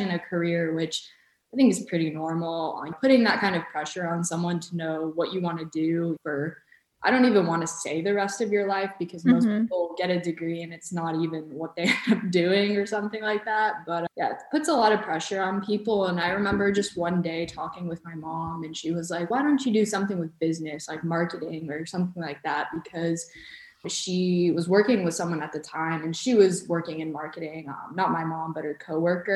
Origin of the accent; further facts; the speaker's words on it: Atlanta, Georgia, United States; first language Bosnian; English is a second language; I was born in Atlanta on August 8th, so the same day, but 2 years later, so 1996